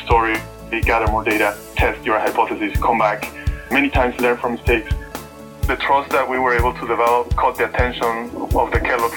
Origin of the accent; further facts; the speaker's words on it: Baja California peninsula, Mexico; moved away; I come from the Baja California Peninsula, the northwest of Mexico.